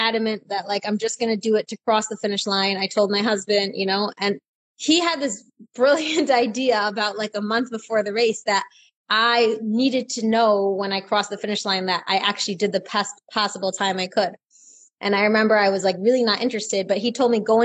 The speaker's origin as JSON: {"language": "English", "country": "Israel", "said": "I am from Israel"}